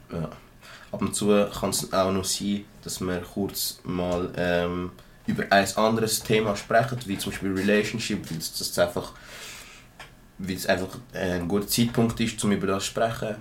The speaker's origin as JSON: {"language": "German", "region": "Zurich", "country": "Switzerland", "said": "ich bin ein Zürcher aus einer kleinen Gegend und ich habe schon immer so gesprochen"}